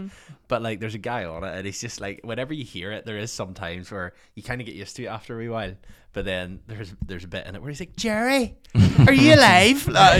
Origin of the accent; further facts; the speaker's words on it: Ireland; I'm from Ireland, like yeah. my accent may throw you off.